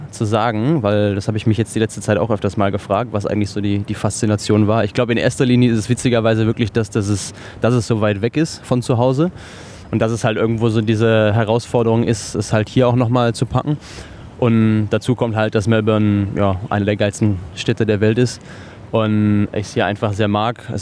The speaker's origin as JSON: {"language": "German", "area": "near Cologne", "region": "North Rhine-Westphalia", "country": "Germany", "moved": "as an adult", "lives_now": "Australia", "said": "ich komme aus der Nähe von Köln"}